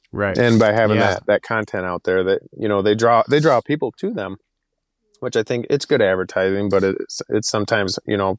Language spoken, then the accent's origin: English; Michigan, United States; Or I grew up down in Michigan. We had the Amish there, and all of our neighbors had a ton of horses.